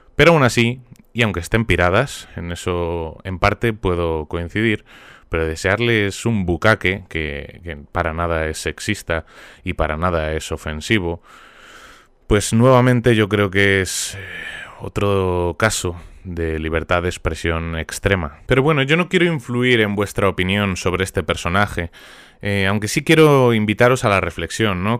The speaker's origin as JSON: {"language": "Spanish", "country": "Spain"}